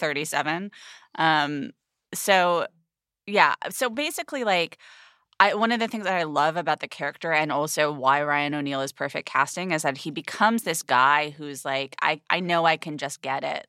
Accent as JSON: {"language": "English", "country": "United Kingdom", "said": "being a British person, like, I have it, like, very deeply in my D N A, this class consciousness"}